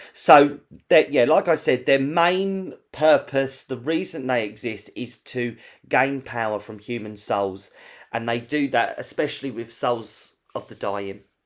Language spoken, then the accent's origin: English; London, United Kingdom; we're from London